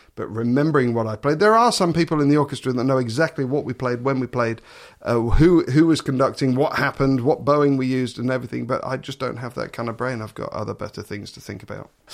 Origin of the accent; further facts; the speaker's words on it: Suffolk, East of England, United Kingdom; moved away as an adult; now in Netherlands; I come from Suffolk.